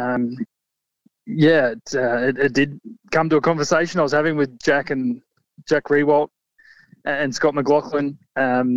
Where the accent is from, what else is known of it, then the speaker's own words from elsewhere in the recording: Warrnambool, Victoria, Australia; born and raised in Warrnambool.